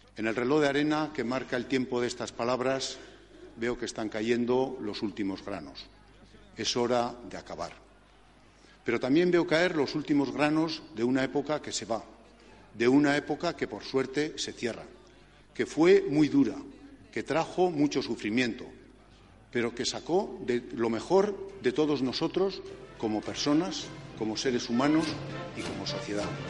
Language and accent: Spanish; Pamplona, Navarre, Spain; now in San Sebastián, Spain; yo siendo de Pamplona, pues efectivamente llevo ya mm, treinta y pico años en San Sebastián